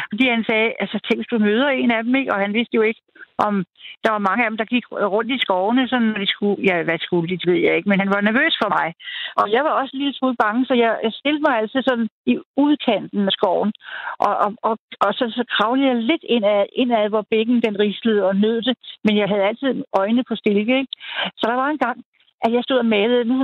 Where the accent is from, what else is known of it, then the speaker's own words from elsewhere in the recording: Birkerød, Capital Region of Denmark, Denmark; jeg voksede op ude i Birkerød, Nordsjælland.